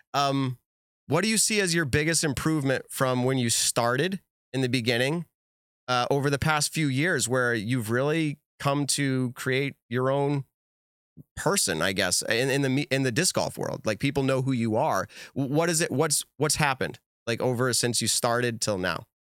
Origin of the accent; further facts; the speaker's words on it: New England, United States; I'm also from New England